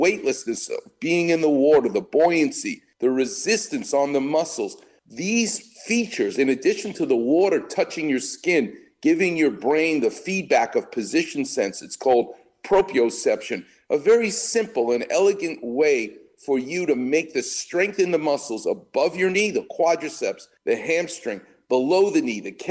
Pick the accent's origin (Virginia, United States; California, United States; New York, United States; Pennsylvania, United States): New York, United States; New York City; now in Los Angeles, United States; I was a Knicks fan growing up. I'm a New Yorker